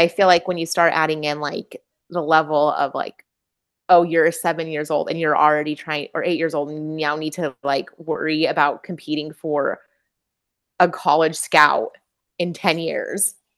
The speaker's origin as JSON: {"language": "English", "region": "Utah", "country": "United States", "tie": "born or raised there", "said": "growing up in Utah"}